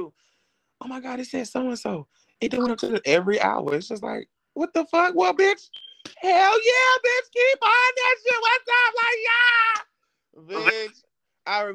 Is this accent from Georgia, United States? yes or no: yes; Atlanta, Georgia, United States; I am from Atlanta, Georgia.